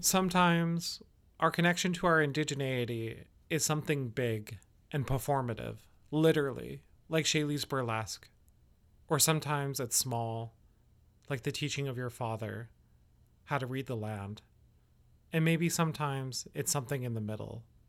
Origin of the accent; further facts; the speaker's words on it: Yellowknife, Northwest Territories, Canada; now in West Coast, Canada; I was born in Yellowknife